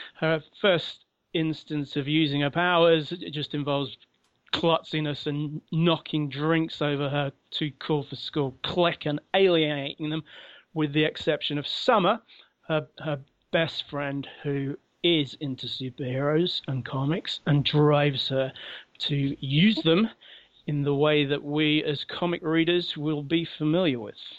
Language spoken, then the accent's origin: English; London, United Kingdom; moved away as an adult; now in Sheffield, United Kingdom; I'm originally from London. Uh, I've moved to Sheffield in, in the north of England and lived here for many years now.